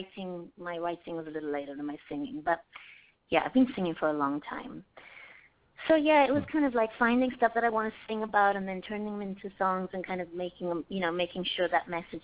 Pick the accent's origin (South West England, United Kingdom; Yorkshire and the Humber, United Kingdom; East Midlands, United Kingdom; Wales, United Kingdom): Wales, United Kingdom; also born or lived in London; I'm from Wales, and I'm from a very musical village